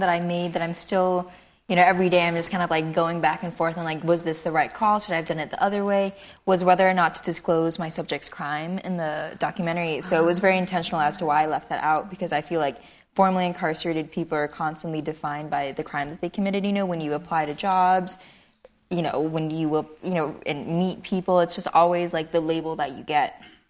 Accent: Long Beach, California, United States; I grew up in Cambodia Town, Long Beach, which is pretty heavily, there was a lot of crime, there was a lot of gang activity

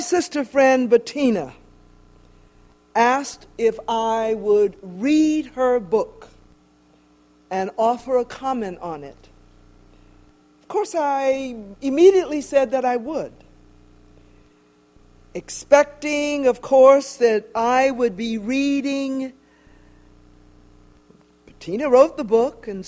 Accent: Jacksonville, Florida, United States; the community that I grew up in Jacksonville, Florida

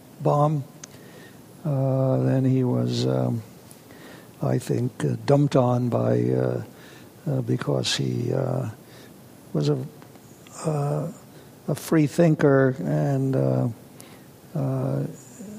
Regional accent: New York City, New York, United States; I was lived in New York City, and we had a plethora of museums

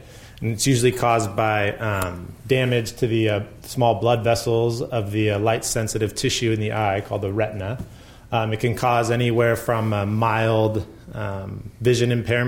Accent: Bay Area, California, United States; I grew up in the Bay Area

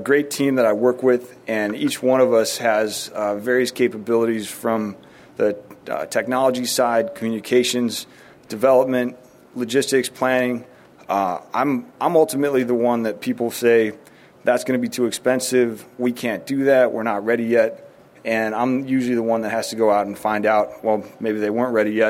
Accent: Chicago, Illinois, United States; now in San Diego, United States; growing up in Chicago

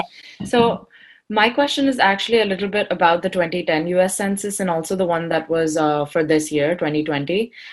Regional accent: India; I'm from India, so I identify as South Asian, Indian from there.

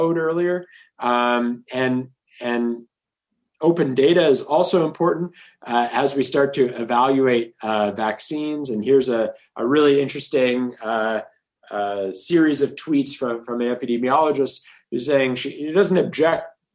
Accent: Toronto, Ontario, Canada; I grew up in Toronto

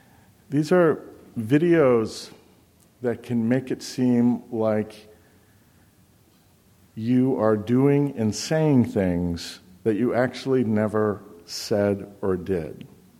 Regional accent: Boston, Massachusetts, United States; I'm from Boston. I know Boston.

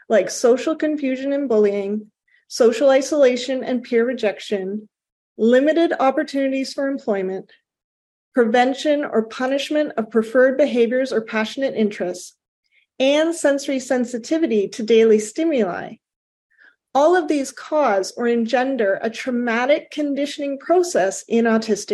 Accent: Canada; I am Canadian

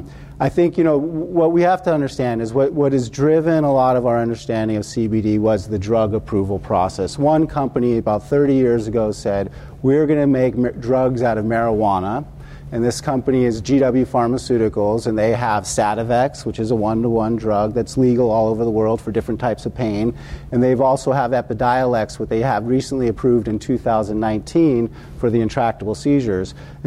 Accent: Washington, District of Columbia, United States; I'm from Washington, D.C., and we have all these panels, these summits on cannabis

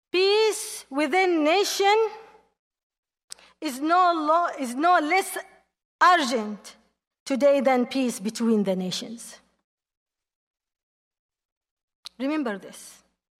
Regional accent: Yemen; English is a second language; my home country, Yemen

